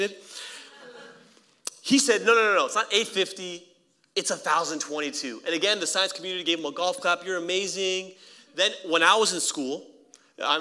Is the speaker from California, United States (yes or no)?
yes; El Camino Hospital, California, United States; I was born in El Camino Hospital